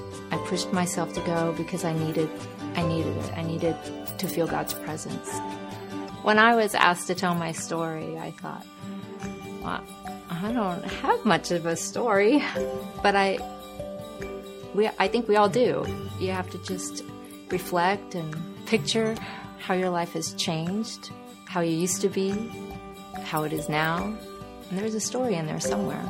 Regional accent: North Carolina, United States; I grew up in North Carolina, Southern Baptist.

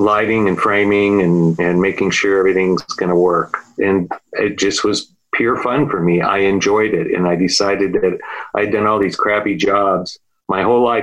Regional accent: Whittier, California, United States; also born or lived in San Diego; I grew up in Whittier, California.

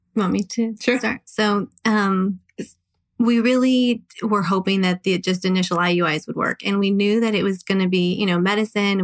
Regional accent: Southern California, United States; now in Las Vegas, United States; I'm actually originally from Southern California

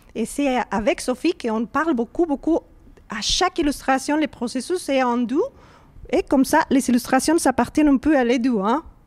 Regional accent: Mexico City, Mexico; French is a second language; moved away; j'ai grandi au Mexico City

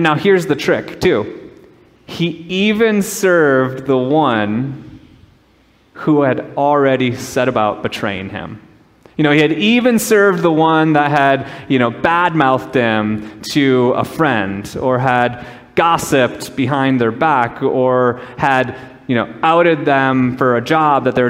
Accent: Minnesota, United States; moved away as an adult; also born or lived in Southern California; I grew up in Minnesota, and I was in Southern California

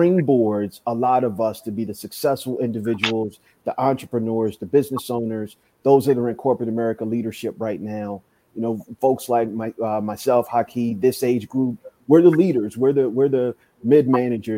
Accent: Rockville, Maryland, United States; I grew up in Maryland, outside of D.C., a city called Rockville, Maryland

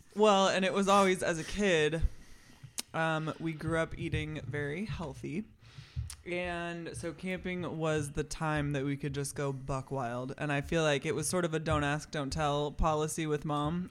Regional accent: Seattle, Washington, United States; moved away as an adult; also born or lived in Montana / Los Angeles; now in Missoula, United States; growing up in the Seattle area

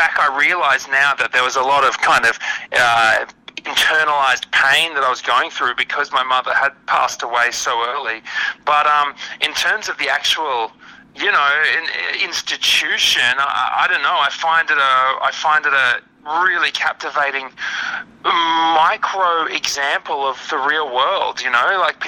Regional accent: Brisbane, Queensland, Australia; my own life and growing up in Brisbane

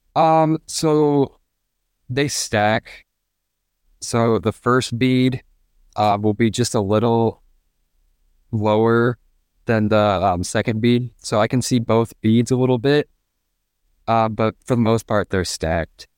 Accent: Fort Wayne, Indiana, United States; I'm from Fort Wayne, Indiana, and I am a senior at Carroll High School

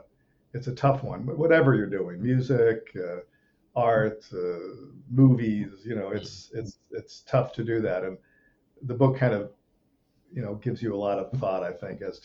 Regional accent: Rome, Lazio, Italy; as a little kid moving to Europe, I grew up in Rome, Italy. I was a few years old. We went to Rome, and that's kind of where my dad made movies, and I grew up on movie sets.

